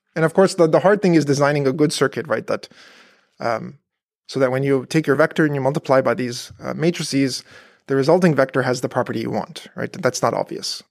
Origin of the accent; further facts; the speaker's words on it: Canada; moved away as an adult; also born or lived in Berkeley, California / Virginia; now in Paderborn, Germany; I grew up in Canada